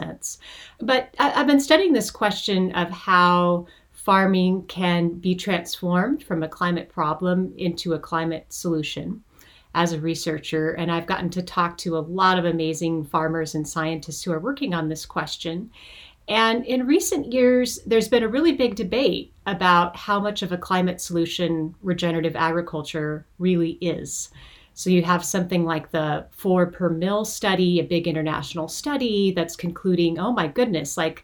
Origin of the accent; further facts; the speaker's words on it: Montana, United States; now in California, United States; I live and work in California now, even though I was born and raised in Montana